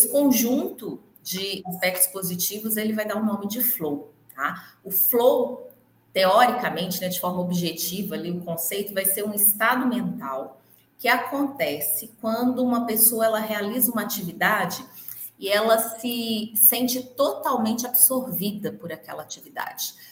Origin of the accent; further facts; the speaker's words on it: Minas Gerais, Brazil; born there; also born or lived in Belo Horizonte; Estou muito longe de BH, não, estou a 110 quilômetros, mas eu moro no interior. Nasci aqui, morei muitos anos em BH e estou aqui de novo.